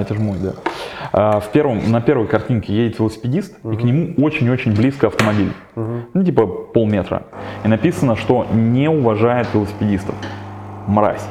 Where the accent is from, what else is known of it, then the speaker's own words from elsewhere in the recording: Kirov, Kirov Oblast, Russia; moved away; приехал на триатлон в родной город Киров